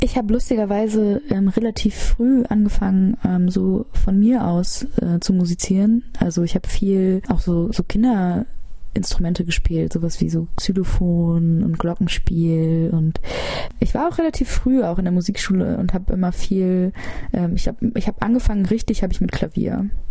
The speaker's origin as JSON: {"language": "German", "region": "Hamburg", "country": "Germany", "tie": "born or raised there", "said": "Ich bin relativ im Zentrum aufgewachsen"}